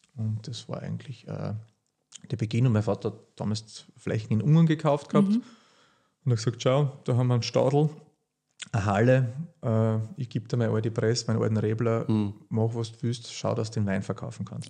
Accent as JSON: {"language": "German", "town": "Horitschon", "region": "Burgenland", "country": "Austria", "tie": "born or raised there", "also_born_or_lived": "Hungary", "said": "Wir sitzen jetzt da gerade in dem Haus, wo ich aufgewachsen bin. Und äh, ja, die gemischte Landwirtschaft Burgenland"}